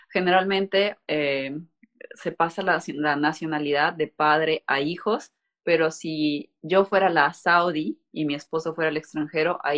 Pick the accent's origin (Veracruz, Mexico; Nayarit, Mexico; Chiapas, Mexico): Veracruz, Mexico; creo jarocha porque ahí estudié la mayor parte del bachillerato y de la universidad. Entonces, mm, soy, es de Veracruz.